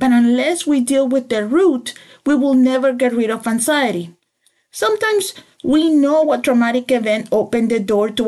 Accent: El Salvador; I grew up in El Salvador, in the war, which means that I grew up in imminent danger of shootings

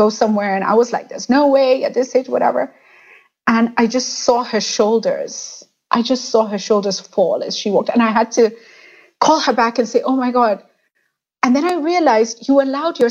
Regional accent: Kenya; the Kenyan identity comes to us very easily, and Kenyans are very proud.

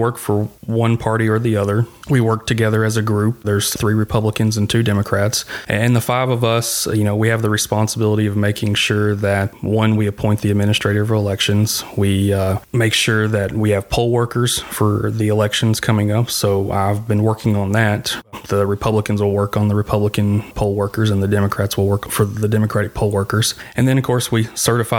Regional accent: Tennessee, United States; I grew up in Tennessee, was born here in Tennessee.

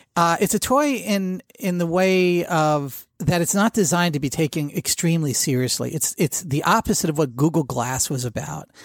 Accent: New Jersey, United States; I grew up in Jersey

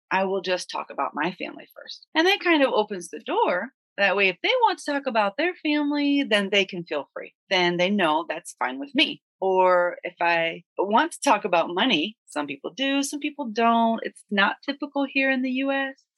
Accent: United States; we're both from the United States

